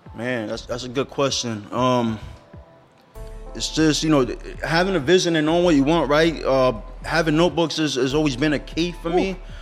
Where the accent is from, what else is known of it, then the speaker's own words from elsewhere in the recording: Allentown, Pennsylvania, United States; I'm born and raised in Allentown